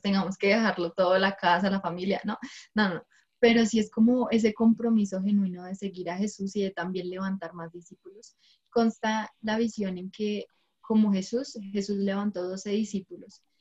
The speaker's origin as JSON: {"language": "Spanish", "region": "Bogotá", "country": "Colombia", "said": "soy de la ciudad de Bogotá"}